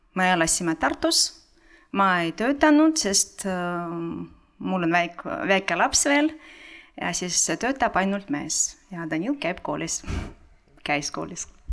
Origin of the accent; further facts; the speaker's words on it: Ukraine; Estonian is a second language; moved away as an adult; now in Estonia; ma olen pärit Ukrainast